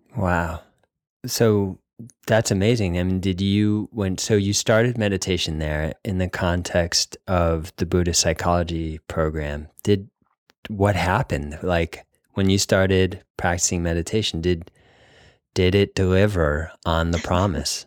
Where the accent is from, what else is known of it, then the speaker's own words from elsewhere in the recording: New England, United States; I grew up in New England, Northeast, Wasp